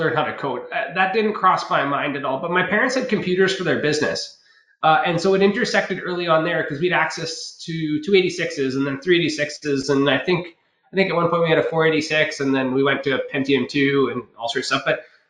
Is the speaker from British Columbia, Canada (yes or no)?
yes; Ucluelet, British Columbia, Canada; also born or lived in Tofino / Nanaimo; I grew up on Vancouver Island. It's the west coast of Canada, a small little town called, well, I was in Ucluelet, but I was born in Tofino.